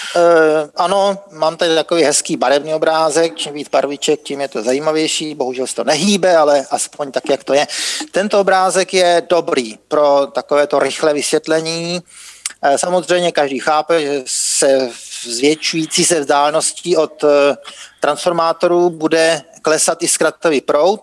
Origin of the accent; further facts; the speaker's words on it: Czechia; u nás v Čechách